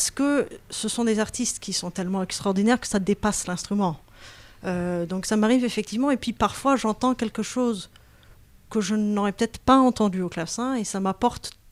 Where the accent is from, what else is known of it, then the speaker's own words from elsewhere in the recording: Berkeley, California, United States; moved away; Moi, je suis née à, Berkeley, en Californie.